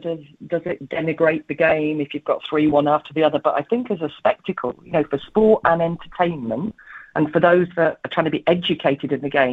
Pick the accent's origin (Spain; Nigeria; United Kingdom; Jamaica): United Kingdom; England; I am an English woman